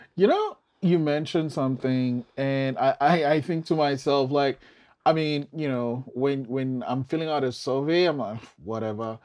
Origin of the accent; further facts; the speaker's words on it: Nigeria; I'm from Nigeria